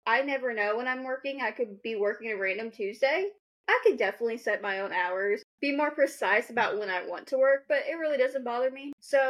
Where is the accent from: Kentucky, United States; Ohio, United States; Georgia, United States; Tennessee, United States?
Kentucky, United States; accent: Kentucky; while I talk to my husband, my Kentucky accent comes out.